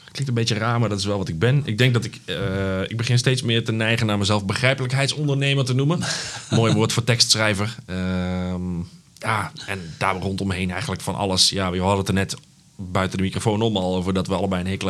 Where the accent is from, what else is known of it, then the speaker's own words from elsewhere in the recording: Uden, North Brabant, Netherlands; moved away as an adult; now in Zwolle, Netherlands; kilometertje of twintig van het stadion geboren. Ehm, in Uden. Oh ja. Ja, daar eh, heb ik tot mijn twintigste gezeten. Toen ben ik eh, verhuisd, hier journalistiek gaan studeren.